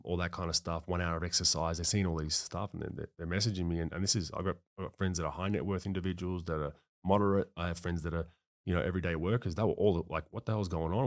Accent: Melbourne, Victoria, Australia; moved away as an adult; also born or lived in United States; growing up in Melbourne

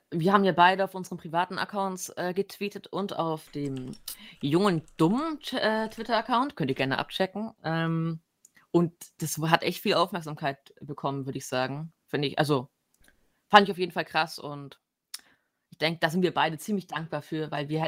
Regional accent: Northern Germany, Germany; ich komme aus Norddeutschland

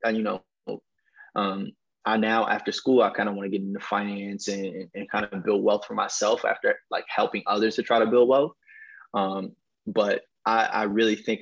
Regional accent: Westchester, Illinois, United States; also born or lived in Chicago; I grew up partly in Chicago. My grandparents and both of my parents were from Chicago. They moved me and my sister out to the western suburbs of Westchester, you know, when we were born

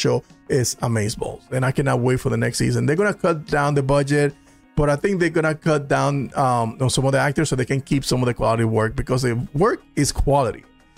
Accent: Corona, California, United States; I went to school with Superman. He's from my hometown. Oh, really? Corona, California.

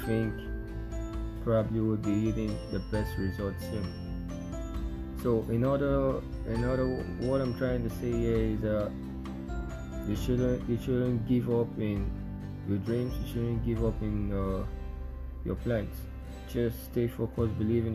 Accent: Nigeria; me being a Nigerian

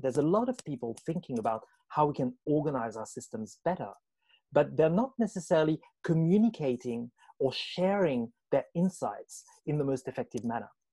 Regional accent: France; moved away as an adult; now in Australia; I was born in France, fascinated with language, writing, and understanding power from a very young age, went on to study France, worked at university

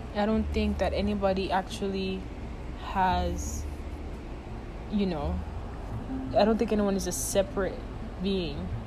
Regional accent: Nigeria; moved away; I grew up in Nigeria

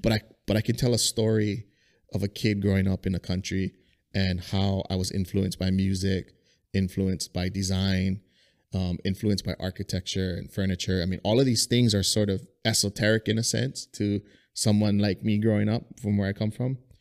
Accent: Kalu, Hawaii, United States; I grew up in Kalu

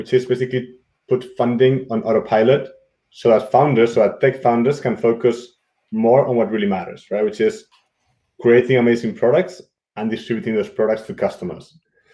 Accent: Madrid, Community of Madrid, Spain; moved away as an adult; also born or lived in England / Germany / Munich / London; I'm originally from Madrid, from Spain. I grew up there, lived in England and Germany.

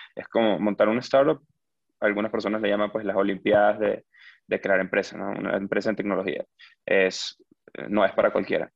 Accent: Venezuela; moved away; yo crecí en Venezuela, que es un país con hiperinflación

